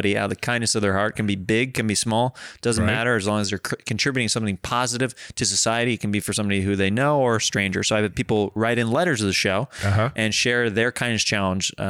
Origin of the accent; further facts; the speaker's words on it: Kansas City, United States; Kansas City didn't have a team when I grew up